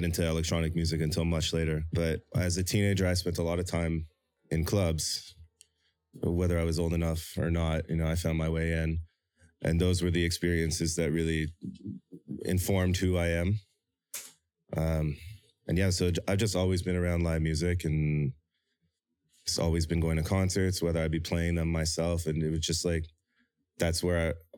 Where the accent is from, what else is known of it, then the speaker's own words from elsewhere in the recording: Toronto, Ontario, Canada; moved away as an adult; now in South Korea; my experiences growing up in Toronto